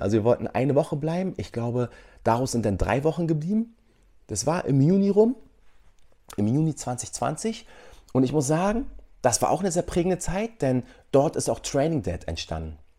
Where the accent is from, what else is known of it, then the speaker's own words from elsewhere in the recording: Germany; moved away as an adult; wir aus Deutschland kommen